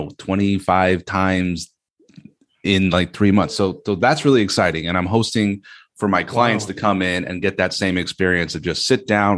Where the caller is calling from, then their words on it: Gatineau, Quebec, Canada; This is Gatineau, Quebec. We speak French here.